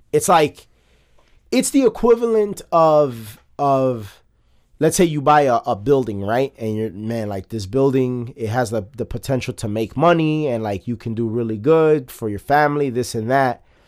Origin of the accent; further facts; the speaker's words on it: United States; as an American